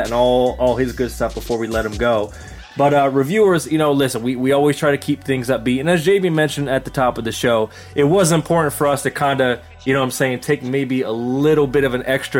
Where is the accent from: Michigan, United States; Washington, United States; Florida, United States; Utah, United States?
Michigan, United States; my home state of Michigan. That's where I'm at now